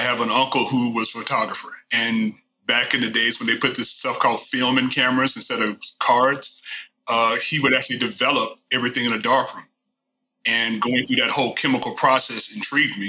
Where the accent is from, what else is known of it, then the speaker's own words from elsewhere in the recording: Houston, Texas, United States; I am a native Texan. Not many of us left because everybody else comes here. But been here all my life. Born and raised in the Houston area